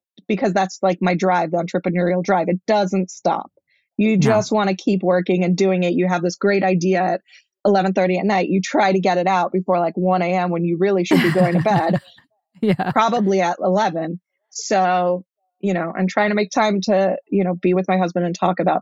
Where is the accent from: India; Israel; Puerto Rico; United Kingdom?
Israel; I was born in Israel, but my parents were traditional Israelis